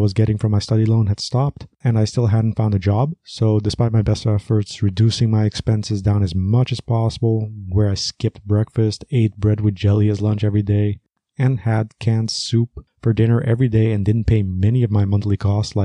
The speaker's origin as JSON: {"language": "English", "country": "Aruba", "tie": "born or raised there", "said": "I was raised in Aruba"}